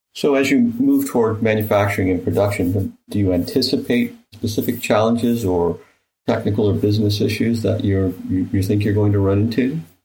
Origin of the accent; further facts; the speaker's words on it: Michigan, United States; I grew up in in Michigan